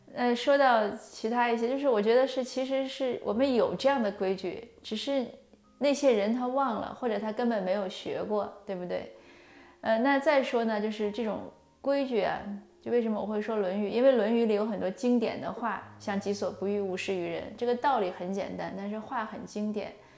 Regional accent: China; 我们中国人就是华夏文化

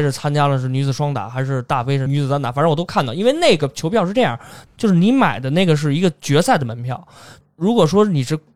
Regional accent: China; 作为一个中国人啊

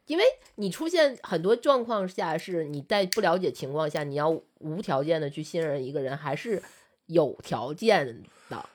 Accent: Liaoning, China; moved away; 我老家是辽宁的一个算二级市还三级市的四这么级一个，四，或四级市，呃，市，四级的这么一个城市

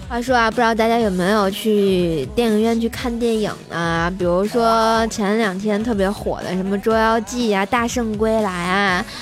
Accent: Tianjin, China; 我们天津人

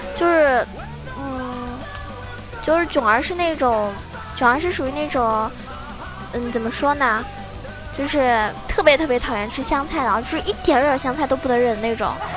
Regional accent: Zhejiang, China; 我是浙江人

